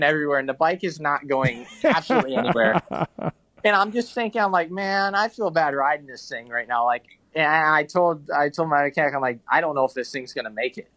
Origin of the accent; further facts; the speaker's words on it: Michigan, United States; I'm from Michigan, but probably Redbud